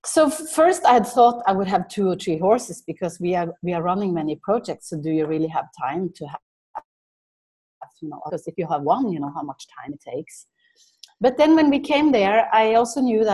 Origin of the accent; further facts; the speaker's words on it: Norway; moved away; also born or lived in India / Mozambique; growing up in Norway, when I was 10 years old